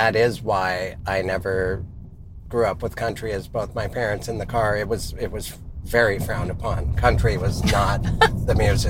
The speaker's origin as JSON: {"language": "English", "region": "Montana", "country": "United States", "said": "I'm from Montana and I kind of pushed it away, I was surrounded by country music"}